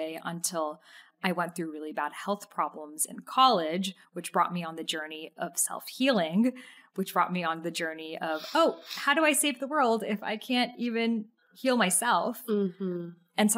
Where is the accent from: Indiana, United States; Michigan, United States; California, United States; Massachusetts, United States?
Massachusetts, United States; near Salem; I grew up near Salem, Massachusetts